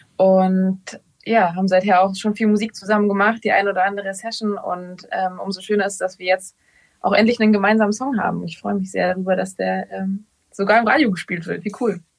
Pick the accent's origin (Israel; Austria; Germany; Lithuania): Germany; Ravensburg, Baden-Württemberg; now in Berlin, Germany; dieses Ravensburg, dieses Haus, wo ich aufgewachsen bin, das ist mein Zuhause